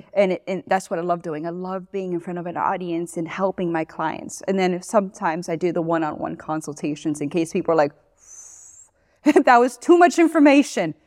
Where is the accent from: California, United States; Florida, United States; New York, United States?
Florida, United States; Miami; moved away as an adult; also born or lived in Gainesville, Florida / Tampa Bay, Florida; now in Johnson City, United States; I'm originally from Florida. I grew up in Miami.